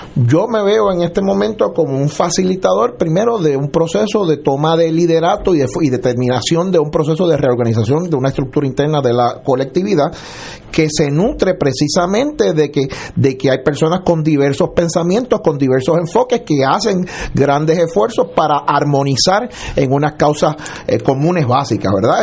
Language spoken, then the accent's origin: Spanish; Puerto Rico; siendo, siendo puertorriqueño